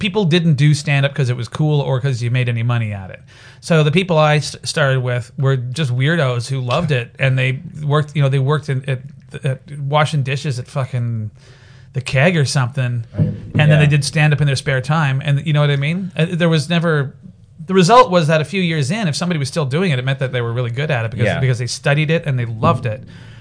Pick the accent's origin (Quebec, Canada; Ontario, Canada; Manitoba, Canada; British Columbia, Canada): British Columbia, Canada; Surrey; I grew up in Surrey with a bunch of punk rockers